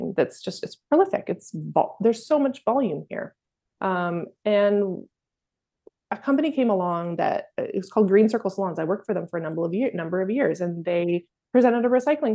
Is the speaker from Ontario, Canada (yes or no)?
no; Maple Ridge, British Columbia, Canada; growing up in Maple Ridge